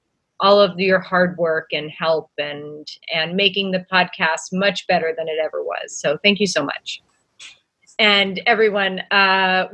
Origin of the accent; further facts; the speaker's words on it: Old Forge, Pennsylvania, United States; Old Forge, Pennsylvania. Plug for my hometown, pizza capital of the world